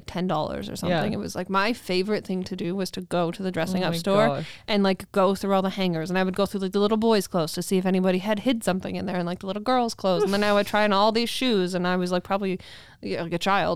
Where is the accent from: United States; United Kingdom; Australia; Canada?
Canada; Nanton, Alberta; born or raised there; now in Calgary, Canada